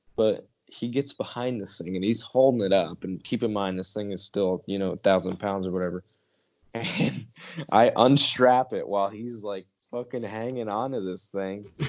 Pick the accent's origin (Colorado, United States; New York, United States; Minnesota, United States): New York, United States; moved away; I'm straight out of New York